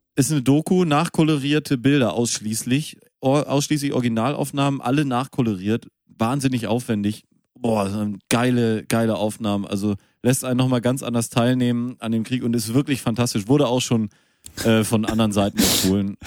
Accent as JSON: {"language": "German", "town": "Münster", "region": "North Rhine-Westphalia", "country": "Germany", "tie": "born or raised there", "said": "ich bin ja in Münster geboren."}